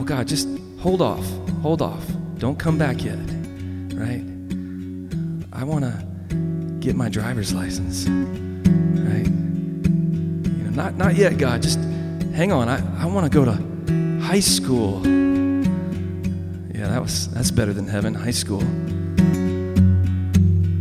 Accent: the South, United States; I grew up in the South

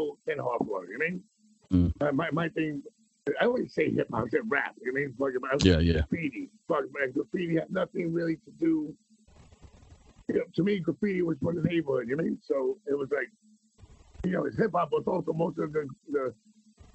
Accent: New York City, New York, United States; also born or lived in Queens; I was born in Manhattan

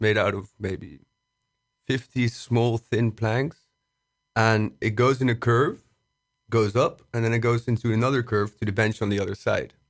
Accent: Brussels, Brussels-Capital Region, Belgium; moved away as an adult; now in Amsterdam, Netherlands; I'm from Brussels. Uh, I've started living here in Amsterdam for, uh, la-, last year

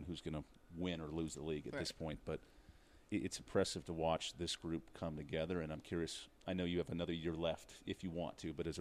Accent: California, United States; I'm from California

